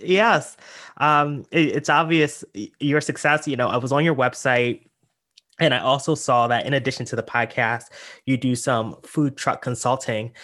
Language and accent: English; York, Pennsylvania, United States; moved away; I'm actually from a small town in Pennsylvania, York, Pennsylvania